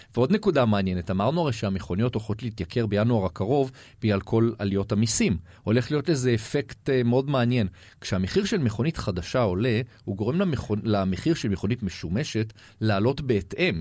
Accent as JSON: {"language": "Hebrew", "country": "Israel", "said": "אנחנו ישראלים"}